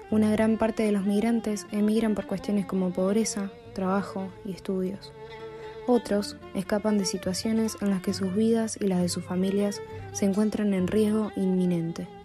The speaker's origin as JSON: {"language": "Spanish", "country": "Venezuela", "lives_now": "Argentina", "said": "Soy venezolana."}